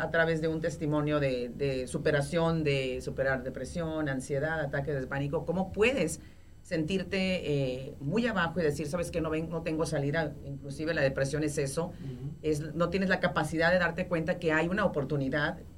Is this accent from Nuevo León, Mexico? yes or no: yes; Monterrey, Nuevo León, Mexico; moved away; de Monterrey y porque soy regia.